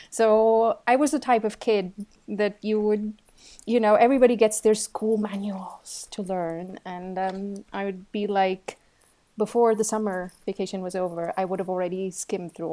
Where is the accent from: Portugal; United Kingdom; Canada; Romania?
Portugal; Porto, Norte; moved away as an adult; now in Switzerland; I'm originally from Portugal.